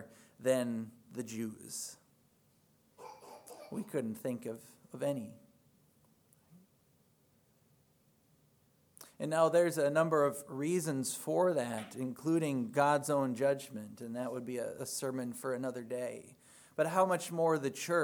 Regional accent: Minnesota, United States; moved away; I had the privilege to attend a Lutheran church in my hometown back in Minnesota this last Sunday

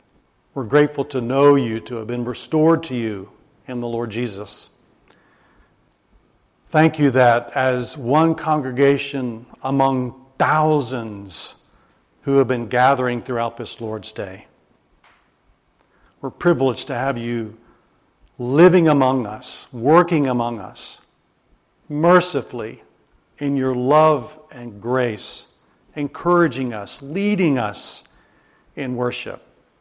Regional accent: Alabama, United States; accent: Southern; also born or lived in Japan; I grew up in Alabama, used to have a very thick southern accent.

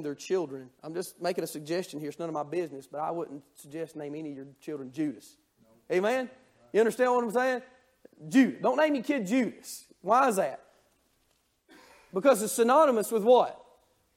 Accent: North Georgia, United States; I'm from Georgia, North Georgia

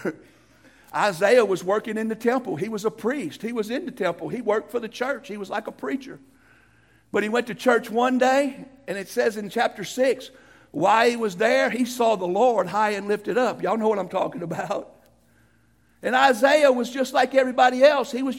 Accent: United States; I'm an American

